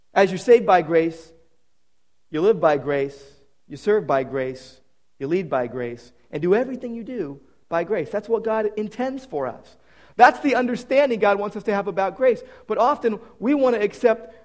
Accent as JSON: {"language": "English", "town": "Downey", "region": "California", "country": "United States", "tie": "born or raised there", "said": "Downey Savings and Loan from my hometown. My first bank account was from the original Downey Savings on Florence Avenue"}